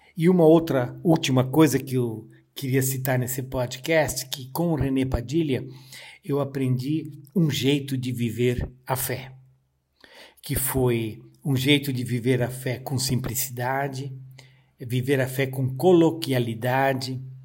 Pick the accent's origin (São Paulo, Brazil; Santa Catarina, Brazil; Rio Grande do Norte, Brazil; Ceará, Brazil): Santa Catarina, Brazil; Joinville; moved away as an adult; also born or lived in Rio Grande do Sul; Eu sou natural de Joinville, Santa Catarina